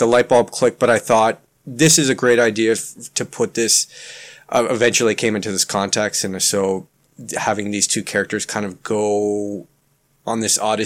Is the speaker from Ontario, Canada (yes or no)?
yes; Toronto, Ontario, Canada; first language Ukrainian; English is a second language; I was born in Toronto